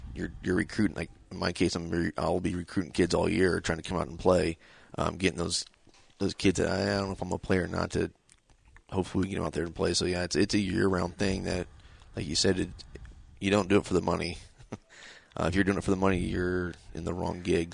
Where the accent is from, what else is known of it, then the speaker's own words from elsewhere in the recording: Decatur, Indiana, United States; I'm from Decatur, born and raised here